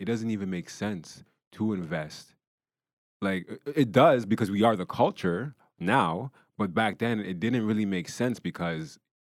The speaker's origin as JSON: {"language": "English", "country": "Ghana", "said": "And, you know, I'm Ghanaian, right? So, you know, I'm Ghanaian"}